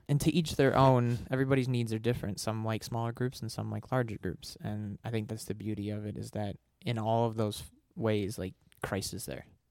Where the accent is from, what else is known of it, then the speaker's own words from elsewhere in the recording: Michigan, United States; moved away; I moved across the country. I'm from Michigan